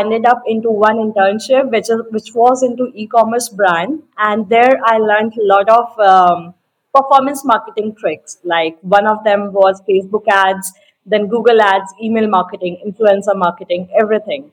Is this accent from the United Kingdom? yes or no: no; India; I'm from India, residing in the foothills of Himalayas